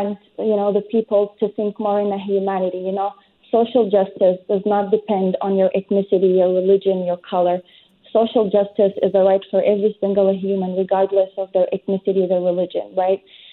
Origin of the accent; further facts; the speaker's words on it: Palestine; now in Montreal, Canada; I'm Palestinian Canadian.